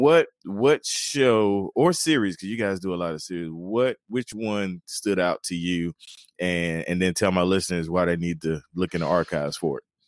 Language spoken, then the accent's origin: English; North Carolina, United States; now in South Carolina, United States; I'm originally from North Carolina